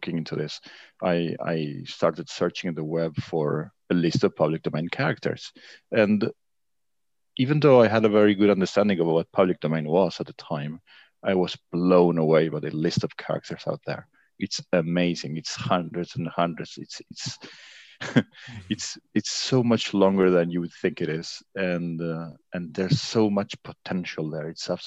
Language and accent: English; Buenos Aires, Argentina; moved away as an adult; now in Paris, France; I'm living in Paris now. I'm originally from Buenos Aires, Argentina.